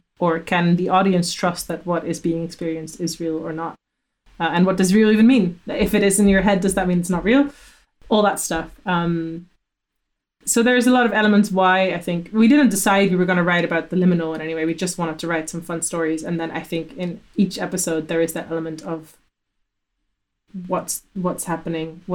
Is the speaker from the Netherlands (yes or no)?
yes; Amsterdam, North Holland, Netherlands; moved away; also born or lived in Glasgow; I'm from Amsterdam.